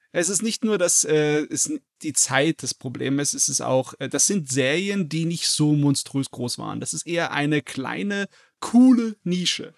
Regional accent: Germany; bei uns in Deutschland

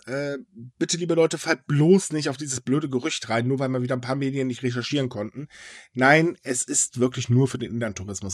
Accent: Germany; als Deutsche

